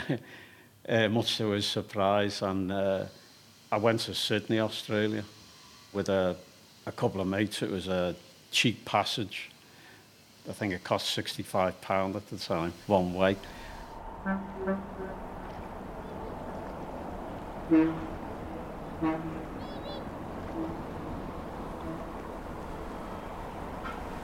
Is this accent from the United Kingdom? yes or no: yes; Liverpool, North West England, United Kingdom; I was born in Liverpool, 1958, on the Dock Road.